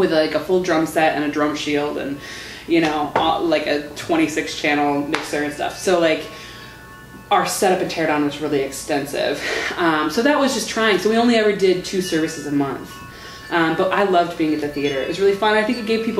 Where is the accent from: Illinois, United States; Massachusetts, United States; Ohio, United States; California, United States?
Illinois, United States; Chicago; moved away as an adult; now in Milwaukee, United States; I'm from Chicago